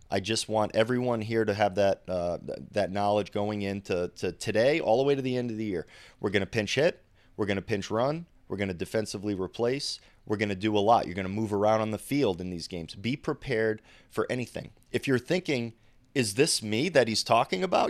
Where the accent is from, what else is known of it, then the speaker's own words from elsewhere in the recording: Rhode Island, United States; I'm from Rhode Island